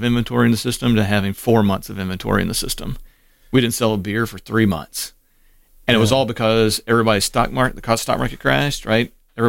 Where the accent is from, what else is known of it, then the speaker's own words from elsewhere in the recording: Cleveland, Ohio, United States; born there; And so my birth certificate, I was born in Cleveland.